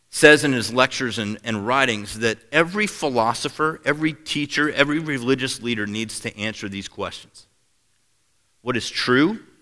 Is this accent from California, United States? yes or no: no; Seattle, Washington, United States; moved away; I grew up in Seattle, Washington